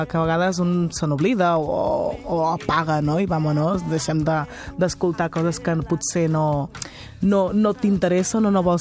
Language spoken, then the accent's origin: Catalan; Catalonia, Spain; nosaltres som, som catalanes, catalanes de, de vivència, catalana de, també de cultura